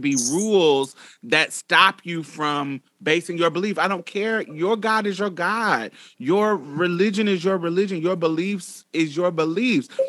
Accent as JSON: {"language": "English", "region": "Midwest", "country": "United States", "said": "I'm from the up south, I'm from the Midwest."}